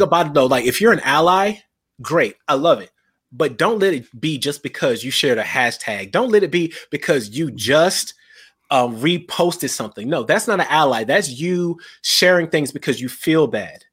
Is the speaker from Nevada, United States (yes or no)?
no; South Carolina, United States; growing up in South Carolina